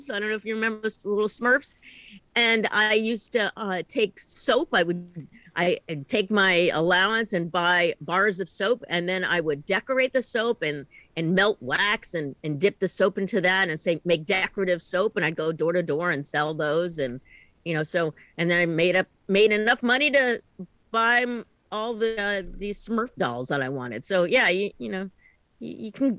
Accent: East Coast, United States; now in Portland, United States; I am originally an East Coast person

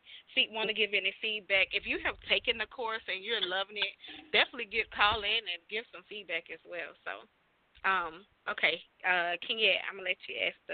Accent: the South, United States; I'm from the South.

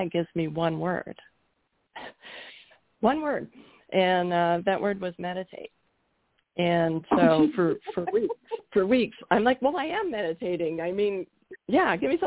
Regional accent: Canada; moved away as an adult; also born or lived in Toronto area, Canada / Georgia, United States; now in Colorado, United States; I'm from Canada. We were living in Canada at the time

